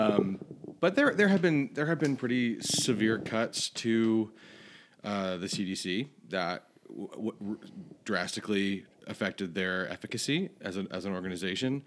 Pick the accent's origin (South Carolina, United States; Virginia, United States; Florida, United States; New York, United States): Florida, United States; moved away; I grew up in Florida